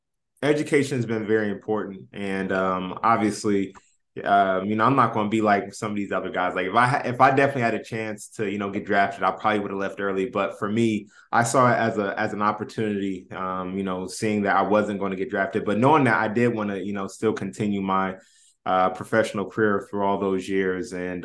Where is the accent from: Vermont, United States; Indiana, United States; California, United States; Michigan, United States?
Indiana, United States; Indianapolis; Yeah, so I grew up obviously in Indianapolis, played high school ball, was Indiana All-Star